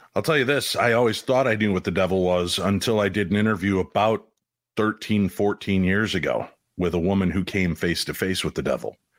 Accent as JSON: {"language": "English", "town": "Chicago", "region": "Illinois", "country": "United States", "tie": "born or raised there", "said": "I grew up in Chicago"}